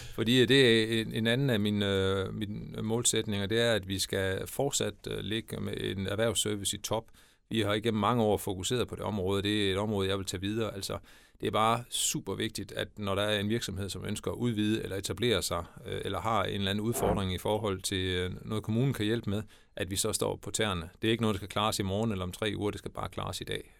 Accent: Denmark; moved away as an adult; also born or lived in Brussels, Belgium / Scotland / Germany; jeg flyttede hjem, hvis man kan sige sådan, til min hjemmeegn og, til mit barndomshjem i, i 2012

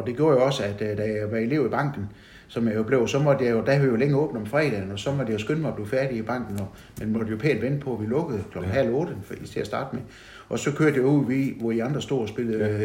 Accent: Vojens, Southern Denmark, Denmark; now in Haderslev, Denmark; jeg er født i Vojens

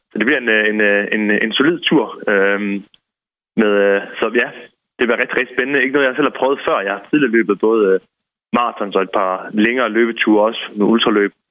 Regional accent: Esbjerg, Southern Denmark, Denmark; now in Copenhagen, Denmark; København, øh, hvor jeg bor i dag. Så jeg er født og opvokset i Esbjerg

